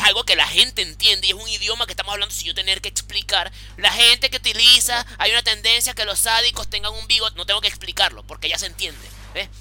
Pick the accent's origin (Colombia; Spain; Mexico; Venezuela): Venezuela; now in Chile; nosotros somos venezolanos